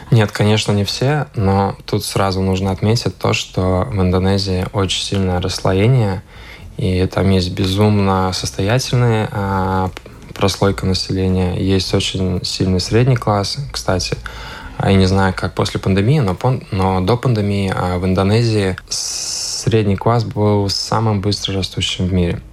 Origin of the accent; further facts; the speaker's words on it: Riga, Latvia; also born or lived in Indonesia; я рижанин, я родился в Риге